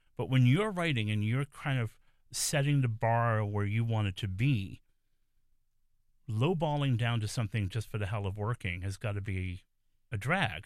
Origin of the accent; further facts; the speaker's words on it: New York City, New York, United States; I'm a native New Yorker, I'm from the Bronx